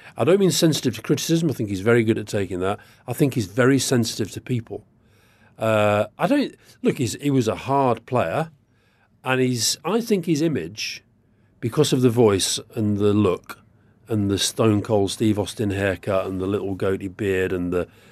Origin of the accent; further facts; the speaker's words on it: Keighley, Yorkshire and the Humber, United Kingdom; I grew up in Yorkshire which is you know fairly near Burnley. Where I was in Keighley, about 19, 20 miles away